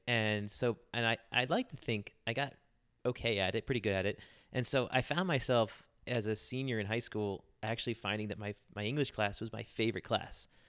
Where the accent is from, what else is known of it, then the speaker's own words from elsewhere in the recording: Charlotte, North Carolina, United States; I'm from Charlotte, North Carolina, pretty much my whole life.